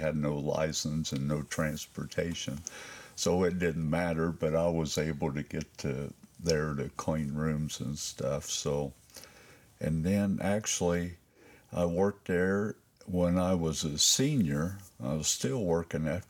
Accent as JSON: {"language": "English", "town": "Lawrenceburg", "region": "Indiana", "country": "United States", "tie": "born or raised there", "said": "I was born in Lawrenceburg, Indiana, Durbin County Hospital"}